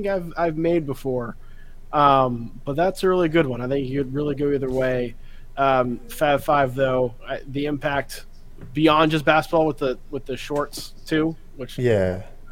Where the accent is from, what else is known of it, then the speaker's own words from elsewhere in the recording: Raleigh, North Carolina, United States; I grew up in Raleigh